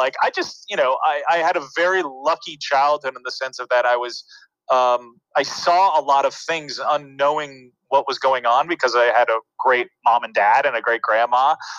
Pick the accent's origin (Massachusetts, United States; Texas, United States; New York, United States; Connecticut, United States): New York, United States; New York City; also born or lived in Los Angeles / New Jersey; I was born in New York City, and you know, my parents would go to work every day, and I was raised by my grandma, you know, during the day as a child. So she lived on St. Mark's Place since the 50s.